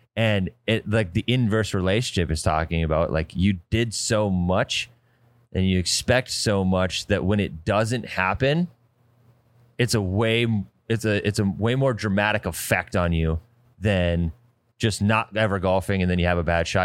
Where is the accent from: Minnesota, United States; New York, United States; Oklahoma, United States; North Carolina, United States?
Minnesota, United States; Detroit Lakes; It is literally in my hometown